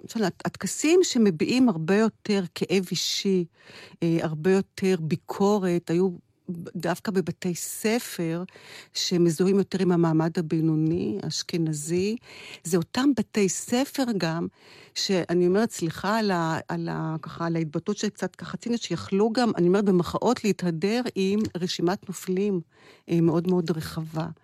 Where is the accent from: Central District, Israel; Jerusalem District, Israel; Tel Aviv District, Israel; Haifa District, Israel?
Haifa District, Israel; Kiryat Tivon; גדלתי בתיכון בחיפה, בבית ספר חוגים. אה, בבית ספר יסודי גדלתי בטבעון